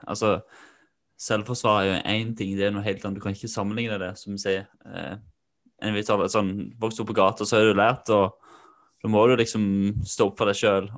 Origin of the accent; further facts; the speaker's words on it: Kvinesdal, Agder, Norway; Det var mye pøbleri da jeg vokste opp da, i Kvinesdal.